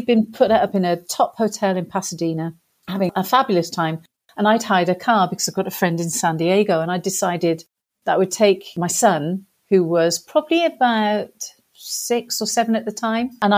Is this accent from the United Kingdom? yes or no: yes; England, United Kingdom; accent: English; my accent was English